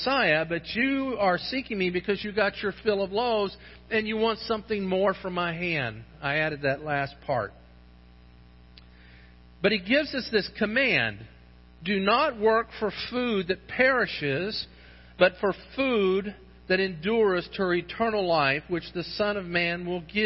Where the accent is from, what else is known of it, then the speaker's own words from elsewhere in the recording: St. Johns River, Florida, United States; I grew up on the St. John's River